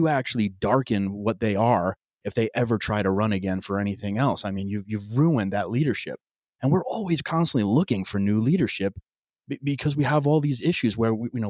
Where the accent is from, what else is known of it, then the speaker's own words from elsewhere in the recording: New York, United States; I grew up in New York. My dad was a union guy, more of a conservative Democrat.